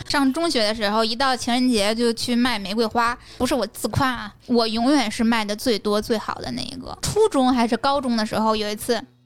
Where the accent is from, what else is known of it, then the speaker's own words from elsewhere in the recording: a small border town in Tianjin, China; 我来自于天津的边陲小镇